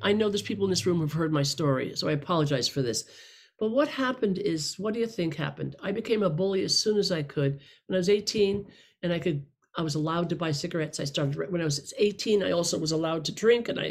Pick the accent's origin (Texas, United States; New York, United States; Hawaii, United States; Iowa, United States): New York, United States; upstate; born or raised there; now in Los Angeles, United States